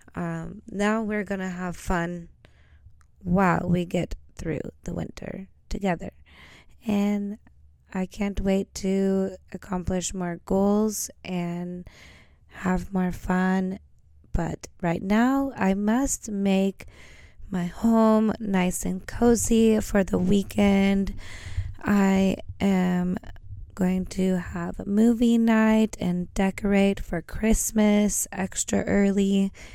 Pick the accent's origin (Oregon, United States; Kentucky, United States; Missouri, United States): Oregon, United States; moved away as an adult; now in Norway; I come from Oregon, and where I come from, we tend to snowboard. And if you grew up where I grew up